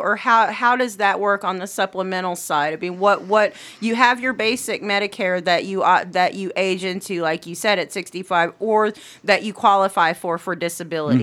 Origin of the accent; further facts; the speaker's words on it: Anadarko, Oklahoma, United States; that'll always be my hometown.